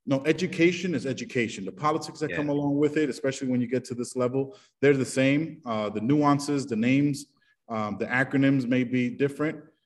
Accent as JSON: {"language": "English", "town": "New York City", "region": "New York", "country": "United States", "tie": "born or raised there", "moved": "as an adult", "lives_now": "Denver, United States", "said": "I'm from the hood. I'm from the Bronx"}